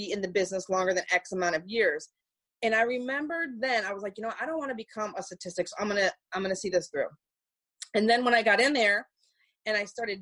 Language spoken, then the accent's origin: English; Detroit, Michigan, United States; I'm from Detroit, Michigan. Born and raised